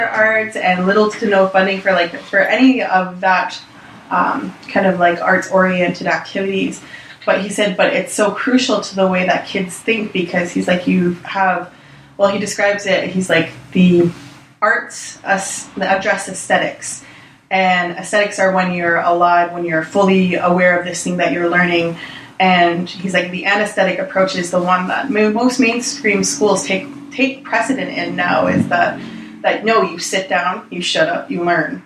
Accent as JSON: {"language": "English", "area": "Six Nations", "region": "Ontario", "country": "Canada", "said": "I'm from Six Nations"}